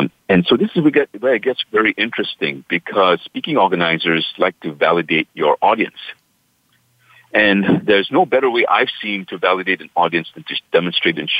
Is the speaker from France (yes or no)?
no; Singapore; now in United States; In my hometown, Singapore, where I was born and raised.